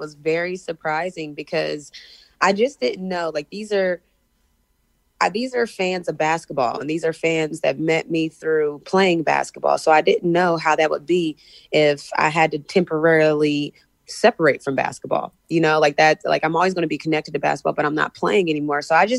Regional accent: West Virginia, United States; growing up in West Virginia, it wasn't uncommon to be the only black kid in the class or the only black kid in the school.

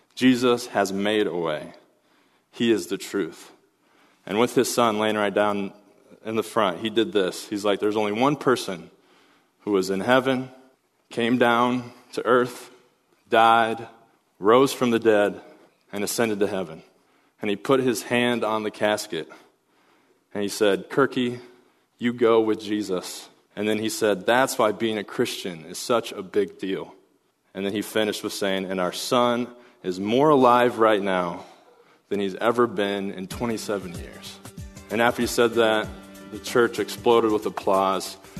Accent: Pella, Iowa, United States; my hometown of Pella, Iowa

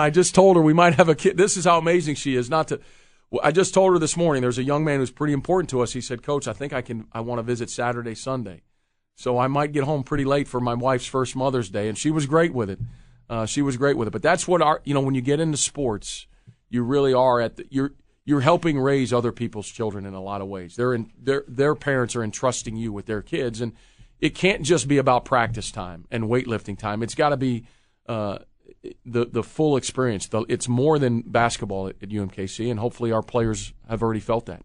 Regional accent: Illinois, United States; moved away; growing up in the Midwest myself from, from Illinois

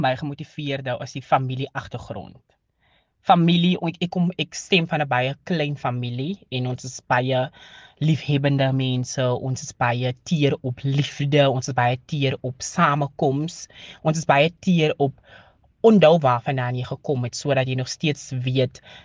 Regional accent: Calvinia, Northern Cape, South Africa; moved away as an adult; now in Worcester, South Africa; Ek het groot geword in die Noord-Kaap en gematrikuleer by Hoërskool Calvinia

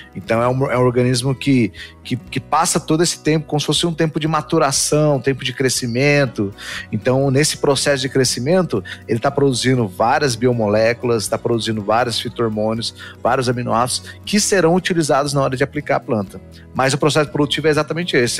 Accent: Dourados, Mato Grosso do Sul, Brazil; nasci no Mato Grosso do Sul, interior do Mato Grosso do Sul, então interior do interior, lá em Dourados

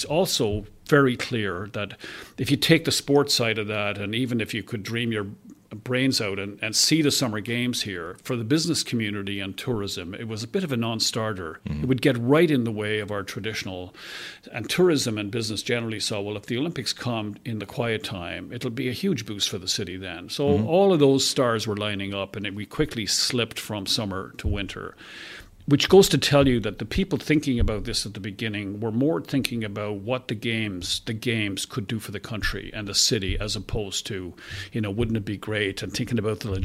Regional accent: Canada

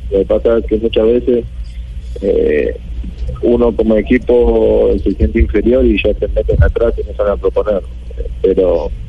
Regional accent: Colombia; No nací en Uruguay pero de los cuatro años estoy viviendo en Colombia, hice todas las inferiores en Colombia, eh, me siento colombiano porque muy pequeña tengo la cultura acá

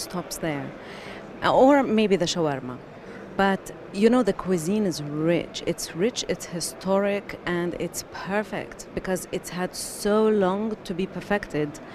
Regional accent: Jordan; moved away as an adult; also born or lived in Palestine / Bahrain; now in United Arab Emirates; So I grew up in Jordan um, originally Palestinian, grew up in Jordan, and then um, after graduating from university, lived in Bahrain for six years, and then after that, I've been in the UAE since 2005.

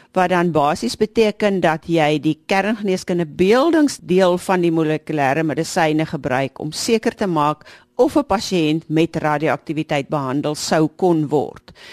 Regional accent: South Africa; ons as Suid-Afrikaners

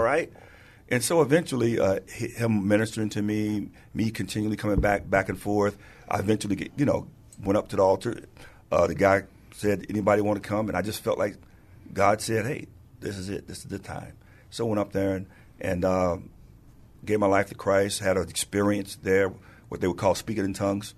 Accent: St. Louis, Missouri, United States; moved away as an adult; now in San Antonio, United States; I was born and raised in Saint Louis, Missouri, and I got here by way of the Air Force

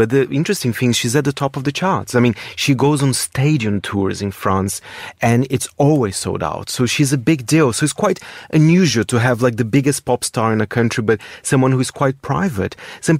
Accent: Brazil; born or raised there; English is a second language

